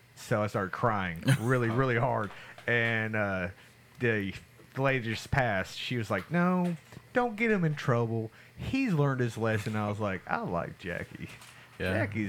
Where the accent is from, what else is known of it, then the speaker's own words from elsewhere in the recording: Tulsa, Oklahoma, United States; I'm from Tulsa, Oklahoma.